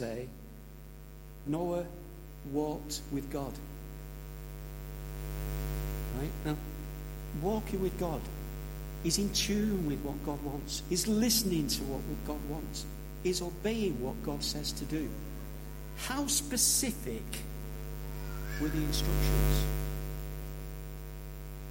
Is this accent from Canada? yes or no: no; St Helens, North West England, United Kingdom; also born or lived in Birchwood; now in Warrington, United Kingdom; I moved to Warrington in the late 1970s. I came from St Helens